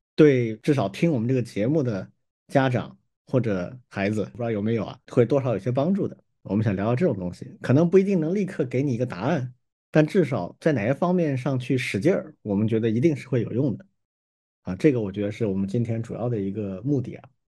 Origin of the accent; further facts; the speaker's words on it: China; 我们中国人啊，或者说整个大中华圈的这个文明啊